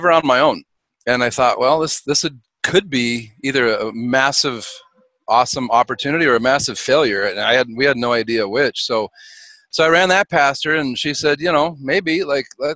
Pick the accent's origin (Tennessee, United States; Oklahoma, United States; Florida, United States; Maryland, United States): Maryland, United States; We're from Maryland